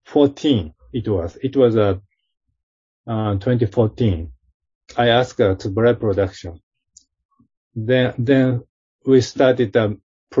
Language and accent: English; Japan; moved away as an adult; also born or lived in Los Angeles; I was born in Japan